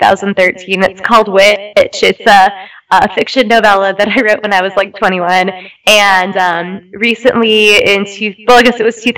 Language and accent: English; Minneapolis, Minnesota, United States; I grew up in Minnesota